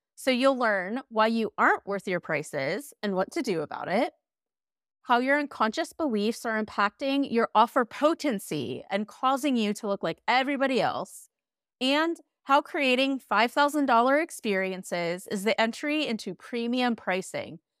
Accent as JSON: {"language": "English", "region": "Midwest", "country": "United States", "said": "I'm from the Midwest"}